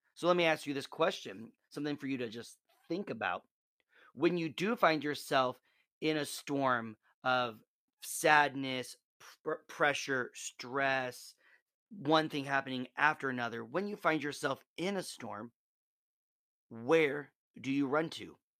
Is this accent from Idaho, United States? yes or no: no; Nebraska, United States; moved away; I'm originally from Nebraska